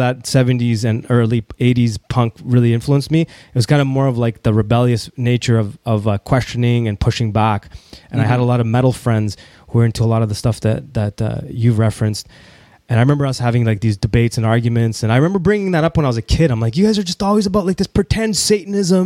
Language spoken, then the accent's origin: English; Toronto, Ontario, Canada; growing up in Toronto